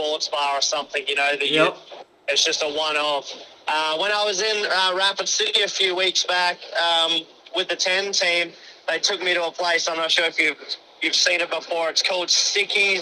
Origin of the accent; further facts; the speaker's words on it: Australia; I'm Australian.